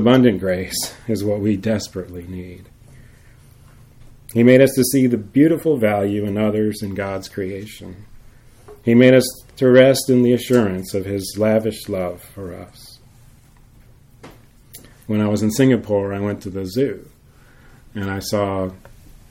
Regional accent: Jacksonville, Florida, United States; moved away; the house where I grew up in Jacksonville

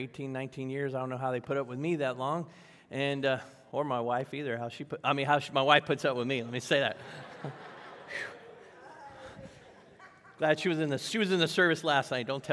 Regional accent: Virginia, United States; I grew up in Virginia

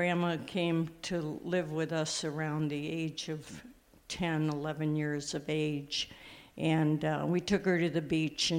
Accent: Illinois, United States; born or raised there; also born or lived in New York / Wheaton, Illinois

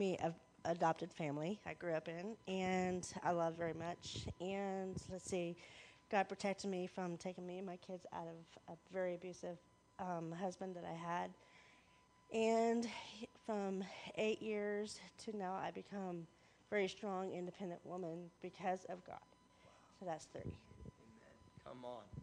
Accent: Covington, United States; I grew up in Covington. This is my home church

